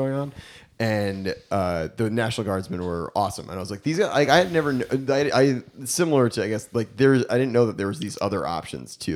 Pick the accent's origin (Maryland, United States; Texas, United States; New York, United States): New York, United States; Westchester County; I grew up in Westchester County